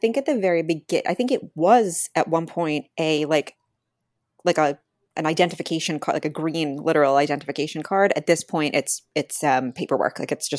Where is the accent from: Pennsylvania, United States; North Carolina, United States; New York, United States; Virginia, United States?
New York, United States; We're from New York.